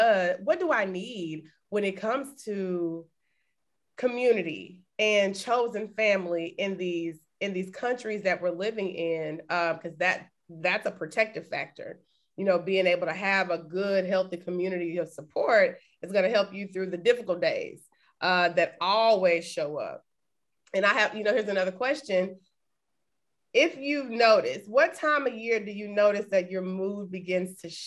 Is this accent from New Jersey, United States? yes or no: no; Texas, United States; moved away; we're from Texas